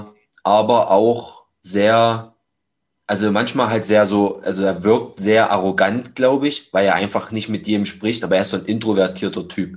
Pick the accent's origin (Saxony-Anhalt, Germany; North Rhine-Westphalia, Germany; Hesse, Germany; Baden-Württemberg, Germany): Saxony-Anhalt, Germany; Magdeburg; zwei Gyms hier in meiner Heimatstadt, die ich besuche